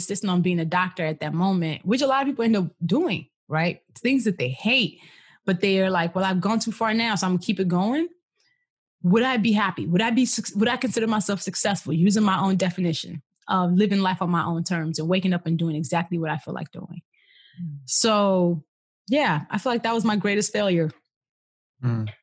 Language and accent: English; Nigeria; moved away; born and raised in Nigeria